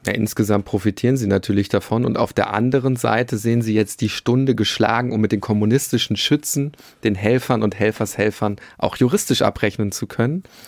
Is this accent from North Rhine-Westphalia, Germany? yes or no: yes; Bielefeld, North Rhine-Westphalia, Germany; Ich komme aus der Stadt, die es nicht gibt, Bielefeld